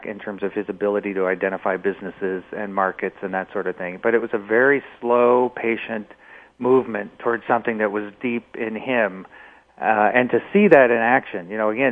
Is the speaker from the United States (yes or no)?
yes; Omaha, Nebraska, United States; It was a very classic Midwestern upbringing. I joke about the fact that my great-grandfather's name was Ernest and his brother's name was Frank. So I come from Frank and Ernest in Omaha, Nebraska